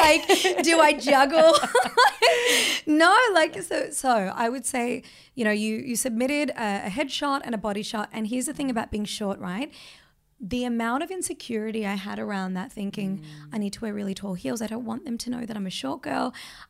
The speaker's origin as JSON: {"language": "English", "country": "Australia", "also_born_or_lived": "India", "said": "I am Australian."}